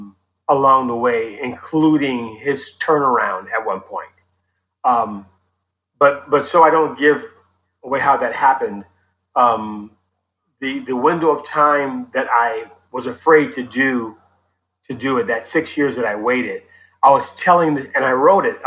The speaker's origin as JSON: {"language": "English", "town": "Oakland", "region": "California", "country": "United States", "tie": "born or raised there", "said": "I grew up in Oakland in the 70s"}